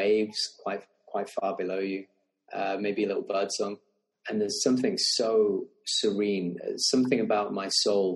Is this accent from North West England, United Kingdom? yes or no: yes; Lake District, Cumbria, North West England, United Kingdom; also born or lived in Birmingham; I grew up in the Lake District in England. I was actually born in Birmingham, but very young, we moved up to Cumbria, the Lake District